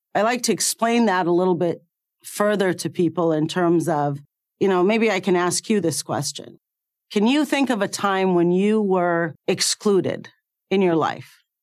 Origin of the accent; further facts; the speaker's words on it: Cairo, Cairo Governorate, Egypt; moved away; I was born in Cairo, Egypt. and I went to medical school there